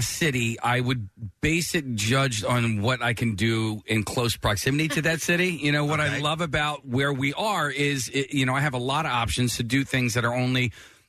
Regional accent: Philadelphia, Pennsylvania, United States; I'm from Philly or just south of Philadelphia.

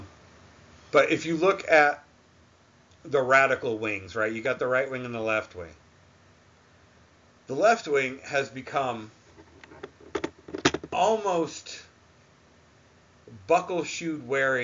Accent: New England, United States; I'm from New England

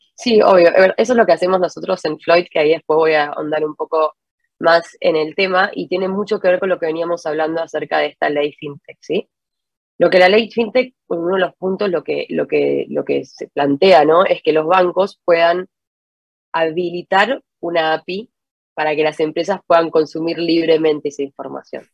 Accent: Argentina; moved away as an adult; now in Santiago, Chile; yo soy de argentina, estoy viviendo en, en Santiago hace ocho años ya.

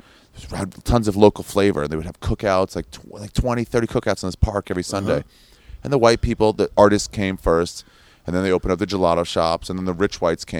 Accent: Brooklyn, New York, United States; I'm from Brooklyn.

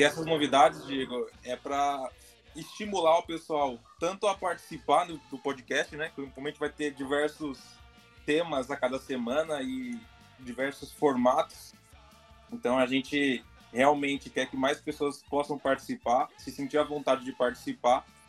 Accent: Brazil; somos brasileiros

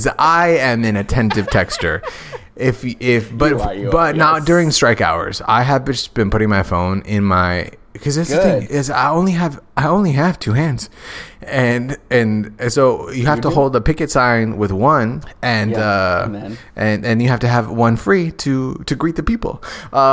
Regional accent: Phoenix, Arizona, United States; moved away as an adult; also born or lived in Tucson, Arizona; I grew up in South Central Phoenix, and then I went to college in Tucson

